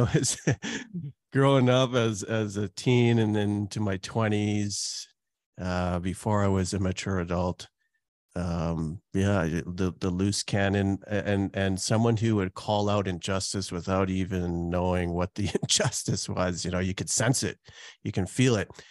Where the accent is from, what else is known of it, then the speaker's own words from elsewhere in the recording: Calgary, Alberta, Canada; also born or lived in Trinidad; I was born in Trinidad, and now I've lived in Canada for most of my life, almost four decades, and lived in Calgary for all that time